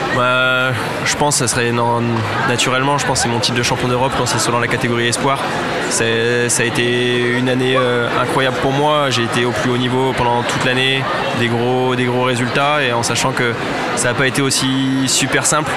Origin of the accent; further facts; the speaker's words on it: Reims, Grand Est, France; je suis de Reims à la base